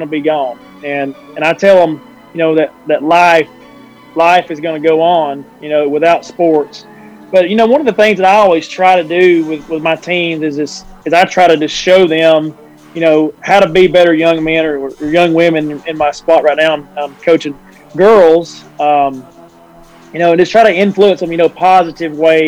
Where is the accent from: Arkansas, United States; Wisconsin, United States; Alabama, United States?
Alabama, United States; Fyffe; my wife's from Crossville and I'm from Fife. So we both took jobs here at Crossville and got to come back home